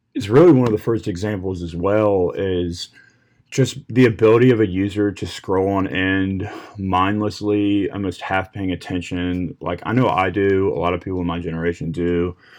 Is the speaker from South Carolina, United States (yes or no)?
no; Williamsburg, Virginia, United States; I'm from Williamsburg, Virginia